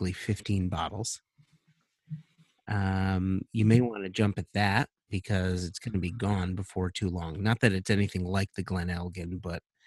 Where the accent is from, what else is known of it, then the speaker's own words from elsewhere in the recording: Connecticut, United States; accent: Connecticutian; my Connecticutian accent